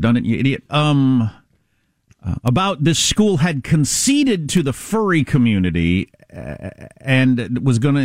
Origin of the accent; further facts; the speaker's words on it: United States; I'm embarrassed as an American.